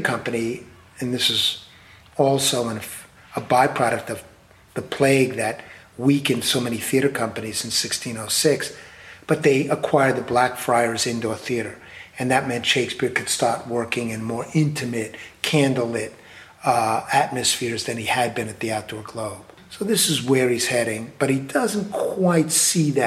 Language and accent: English; New York, United States; I'm a New Yorker